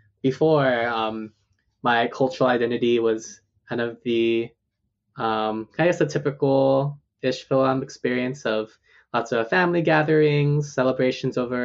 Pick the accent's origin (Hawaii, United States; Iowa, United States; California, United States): Hawaii, United States; moved away as an adult; also born or lived in Seattle area (Duwamish land); now in Seattle, United States; how we lived together in Hawaii